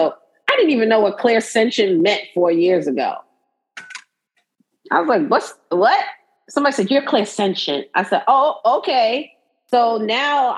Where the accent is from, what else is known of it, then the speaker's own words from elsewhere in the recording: New York City, New York, United States; I'm from Brooklyn, right? So I consider myself, you know, a Brooklynite, but I'm also a New Yorker, right? You see how I say it? New Yorker